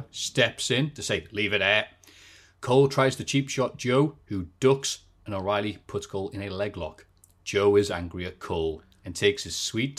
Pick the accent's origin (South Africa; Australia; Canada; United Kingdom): United Kingdom; England; When it comes to my accent, I'll just change it. I'm like a chameleon. So when I go over to, you know, overseas or whatever, obviously it hasn't happened in a while, but I won't be like, Yari, mate. I'll be like, hello. Yes, I am from England.